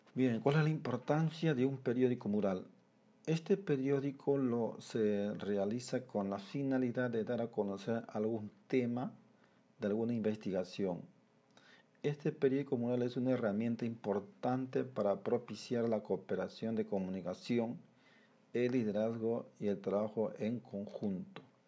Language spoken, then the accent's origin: Spanish; Peru; como peruanos